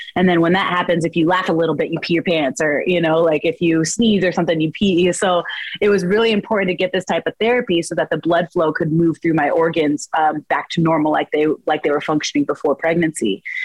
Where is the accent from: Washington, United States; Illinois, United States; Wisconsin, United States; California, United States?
Washington, United States; Spokane; now in Chicago, United States; I'm from Washington. I'm Washington native